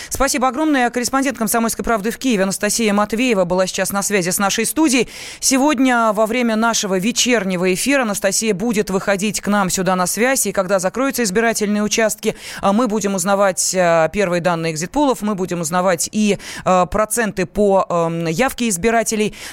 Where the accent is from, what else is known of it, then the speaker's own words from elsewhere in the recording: Moscow, Russia; born there; Я родилась в Москве.